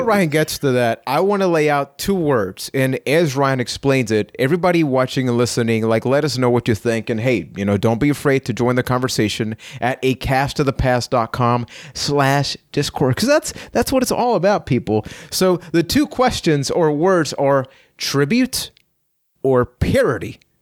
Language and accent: English; Puerto Rico; I am from Puerto Rico.